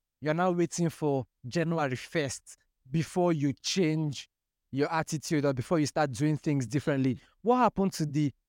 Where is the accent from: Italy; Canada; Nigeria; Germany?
Nigeria; Port Harcourt, Rivers State; I say, me and I grew up in Port Harcourt. They say, oh, you speak like you're from the UK. I won't believe you're from Nigeria.